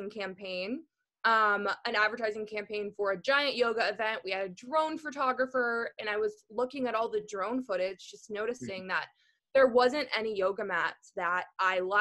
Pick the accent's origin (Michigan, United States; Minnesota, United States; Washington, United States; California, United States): Minnesota, United States; moved away; also born or lived in East Texas; I grew up in Minnesota